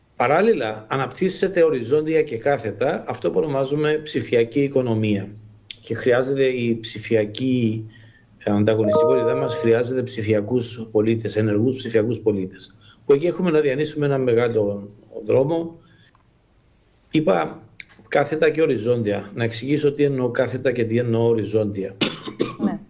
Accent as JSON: {"language": "Greek", "country": "Cyprus"}